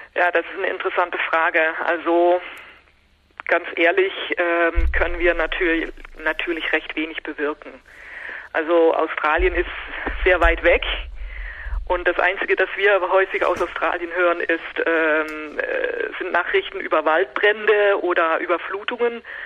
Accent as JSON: {"language": "German", "country": "Netherlands", "said": "Ich bin selber Niederländerin"}